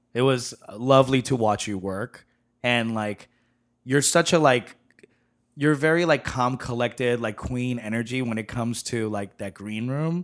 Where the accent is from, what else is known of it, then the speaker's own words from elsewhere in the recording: New York, United States; moved away; also born or lived in San Francisco / Chicago; growing up in New York and living in San Francisco